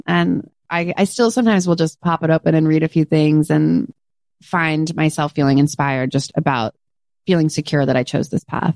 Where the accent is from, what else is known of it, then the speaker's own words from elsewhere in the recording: California, United States; I'm from California. It's in my blood